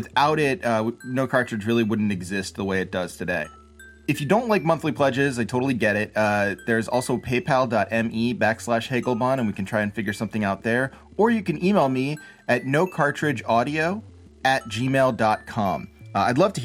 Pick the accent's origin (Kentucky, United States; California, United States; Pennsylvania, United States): Pennsylvania, United States; Philadelphia; moved away as an adult; also born or lived in Chicago; I'm from Philly. I'm living in the Philly area again now